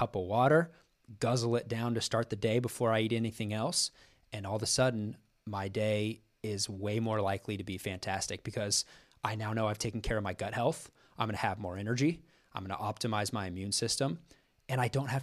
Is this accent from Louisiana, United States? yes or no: no; Kansas, United States; moved away; growing up in Kansas, you know, my parents went to the University of Kansas. I grew up going to Allen Fieldhouse